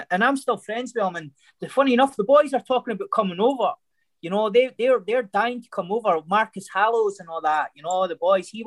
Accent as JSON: {"language": "English", "region": "Scotland", "country": "United Kingdom", "said": "Yeah, hundred percent."}